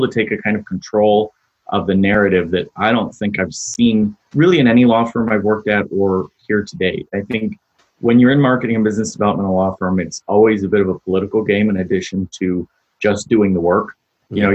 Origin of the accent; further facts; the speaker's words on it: United States; I'm an American